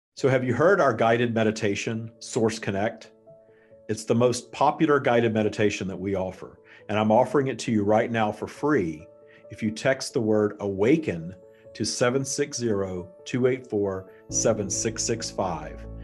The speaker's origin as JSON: {"language": "English", "region": "Texas", "country": "United States", "tie": "born or raised there", "also_born_or_lived": "Florida", "moved": "yes", "lives_now": "Southern California, United States", "said": "I was born in Texas. My family has never left Texas."}